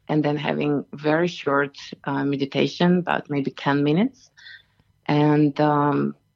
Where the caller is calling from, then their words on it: Katoomba, New South Wales, Australia; I am calling from Katoomba and um, it's rather chill morning here.